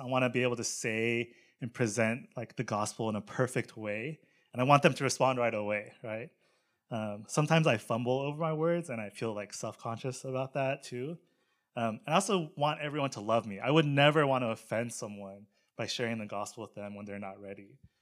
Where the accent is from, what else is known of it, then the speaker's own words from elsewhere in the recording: Charlotte, North Carolina, United States; I grew up in Charlotte, North Carolina